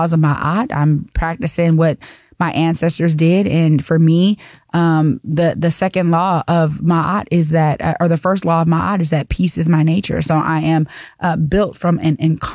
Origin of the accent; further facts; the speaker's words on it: Seattle, Washington, United States; when I was growing up in Seattle